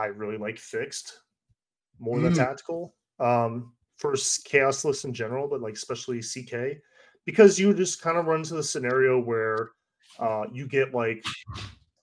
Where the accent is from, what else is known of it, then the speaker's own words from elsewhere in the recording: Northern Virginia, United States; moved away; I grew up in the Northern Virginia area.